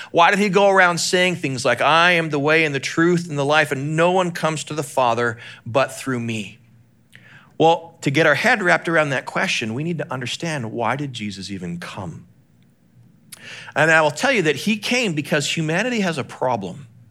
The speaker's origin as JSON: {"language": "English", "town": "Calgary", "region": "Alberta", "country": "Canada", "tie": "born or raised there", "moved": "yes"}